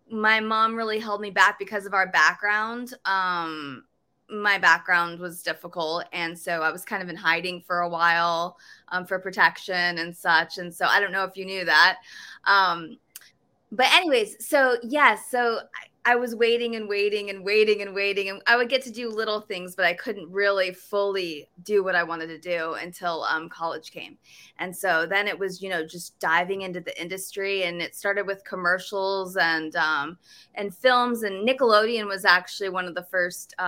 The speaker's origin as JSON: {"language": "English", "region": "New York", "country": "United States", "said": "I'm from New York"}